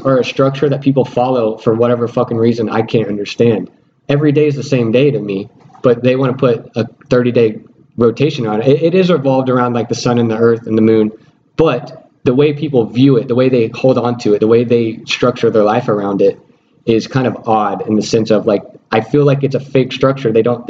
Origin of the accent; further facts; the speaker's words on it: Missouri, United States; I'm from Missouri, show me.